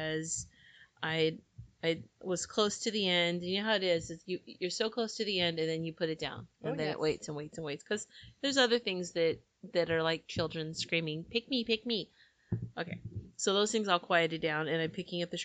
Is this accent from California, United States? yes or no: yes; Fresno, California, United States; now in Fillmore, United States; Having grown up in Fresno, where we say, it's okay